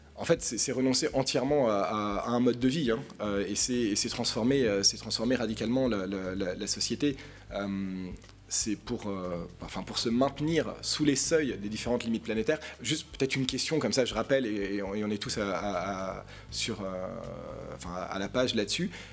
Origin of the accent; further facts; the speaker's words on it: Paris, Île-de-France, France; je suis parisien. je suis né à Paris en 1986